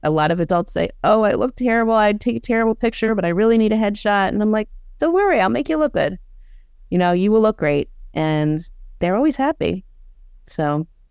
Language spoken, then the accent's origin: English; Baltimore, Maryland, United States; moved away as an adult; also born or lived in Boston; I'm from Baltimore, went back to Baltimore